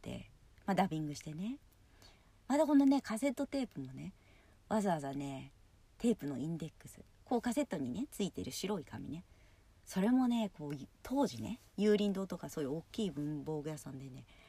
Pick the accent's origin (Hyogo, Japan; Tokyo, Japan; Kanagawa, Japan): Kanagawa, Japan; Yokohama; 私地元が横浜なんですけど